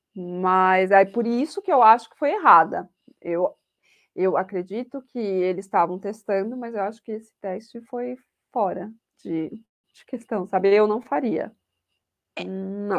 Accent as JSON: {"language": "Portuguese", "country": "Brazil", "said": "eu sou aquele tipo de brasileira"}